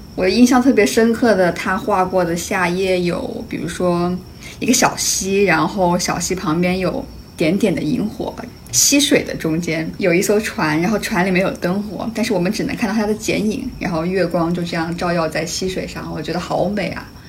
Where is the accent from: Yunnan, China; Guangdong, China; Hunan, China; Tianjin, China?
Hunan, China; now in New York, United States; 我是湖 南人嘛，然后我们湖南就是到了十月份都还特别特别热的那种